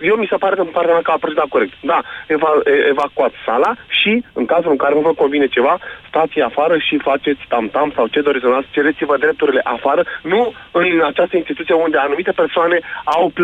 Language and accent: Romanian; Romania; Trăim în România și pentru Uh, suntem români și avem dreptul să ne exprimăm.